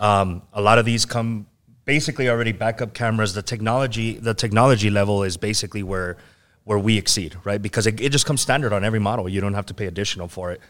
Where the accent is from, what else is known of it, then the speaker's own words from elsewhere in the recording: El Paso, Texas, United States; I'm from the Lower Valley. I was originally, uh, Bel Air area. So, um, yeah, I mean, I'm always here in El Paso